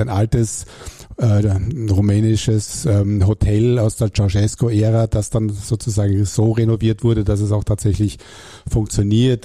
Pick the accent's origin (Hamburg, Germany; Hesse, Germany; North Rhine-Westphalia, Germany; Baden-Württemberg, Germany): Hamburg, Germany; accent: German; moved away as an adult; also born or lived in Klagenfurt, Carinthia, Austria; now in Austria; Ich bin aber gebürtiger Klagenfurter und bin dann mit acht Jahren nach Hamburg gekommen, wo ich dann aufgewachsen bin, zur Schule gegangen bin